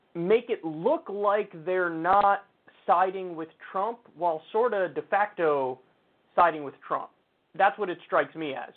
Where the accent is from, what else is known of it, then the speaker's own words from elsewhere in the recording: New York, United States; As a New Yorker